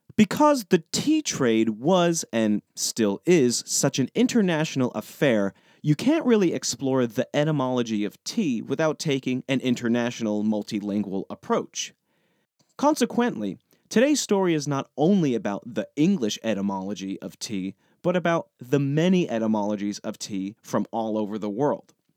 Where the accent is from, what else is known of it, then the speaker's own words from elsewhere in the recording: United States; accent: American; my painfully American accent